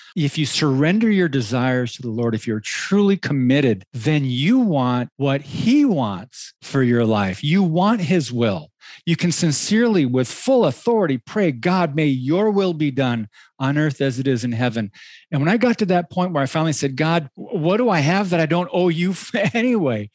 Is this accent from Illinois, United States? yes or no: no; Michigan, United States; moved away; also born or lived in Southern California; I grew up in Michigan, then moved out to California